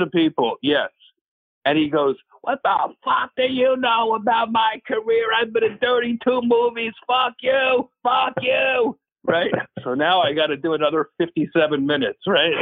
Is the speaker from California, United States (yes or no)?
no; New Jersey, United States; it's Jersey, my hometown field